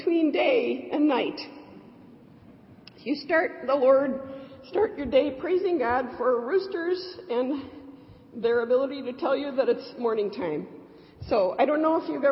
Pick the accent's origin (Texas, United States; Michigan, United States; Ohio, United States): Michigan, United States; I'm from Michigan.